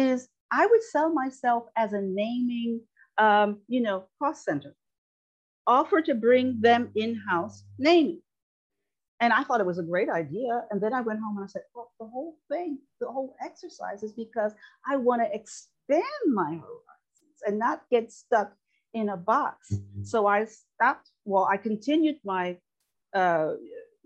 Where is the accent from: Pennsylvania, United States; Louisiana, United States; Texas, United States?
Pennsylvania, United States; Harrisburg; we grew up in Harrisburg